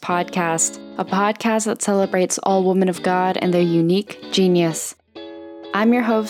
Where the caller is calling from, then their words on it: Canada; As many listeners know, I'm coming in from Canada.